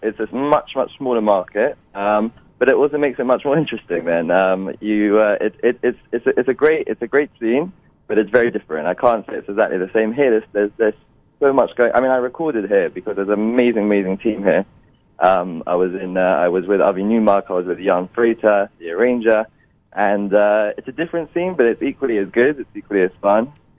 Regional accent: London, United Kingdom; Yeah, I'm from London. I'm still there.

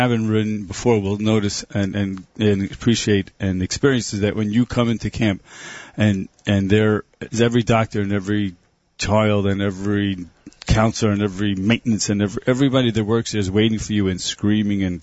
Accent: Brooklyn, New York, United States; Brooklyn, New York.

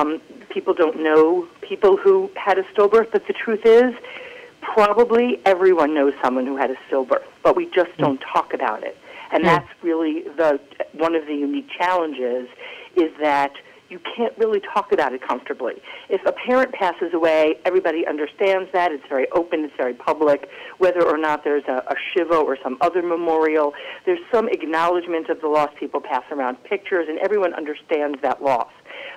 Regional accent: Maryland, United States; now in New Jersey, United States; I grew up in Maryland, actually, in a modern Orthodox community, and I came to go to school in New York

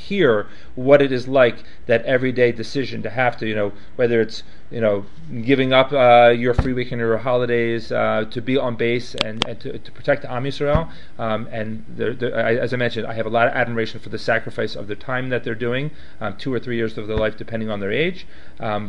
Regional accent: outside Philadelphia, Pennsylvania, United States; moved away; I grew up outside Philadelphia

